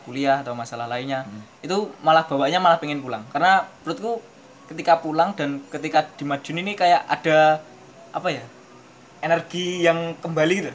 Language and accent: Indonesian; Madiun, East Java, Indonesia; moved away as an adult; now in Surabaya, Indonesia; saya adalah orang Madiun hmm. yang sedang merantau di Surabaya